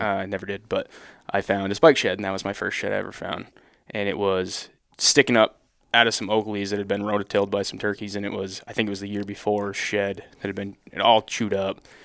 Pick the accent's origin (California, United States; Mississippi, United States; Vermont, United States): Vermont, United States; Northern; I'm from Northern Vermont